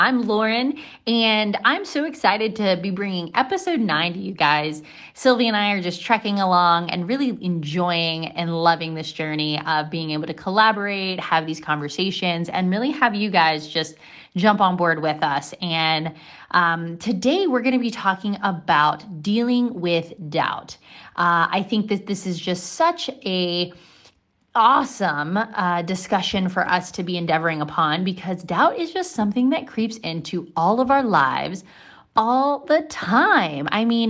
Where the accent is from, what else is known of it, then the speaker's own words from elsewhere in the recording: Hawaii, United States; moved away as an adult; also born or lived in Mississippi; I was moving from Mississippi, but I was from Hawaii and Mississippi kind of jointly because that's where my parents lived.